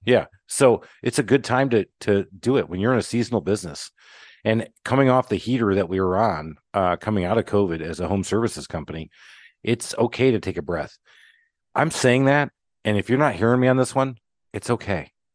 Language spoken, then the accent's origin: English; Michigan, United States; now in Atlanta, United States; I'm in Atlanta, Georgia, and I grew up in Michigan